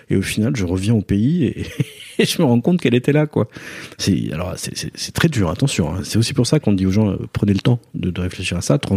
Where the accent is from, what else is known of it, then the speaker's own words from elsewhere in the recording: Basque Country, France; Je viens du Pays Basque, bien sûr. Donc l'artiste, dans les, enfin, je suis né dans les années 70